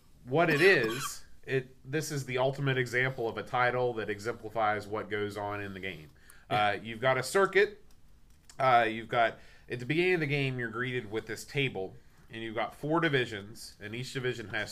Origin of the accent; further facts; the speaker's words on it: United States; I'm American